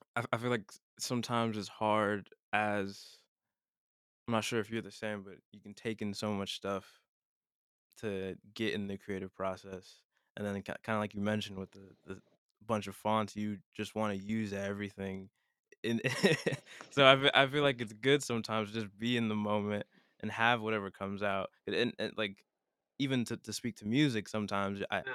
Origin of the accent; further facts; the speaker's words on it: Broward County, Florida, United States; I'm from Broward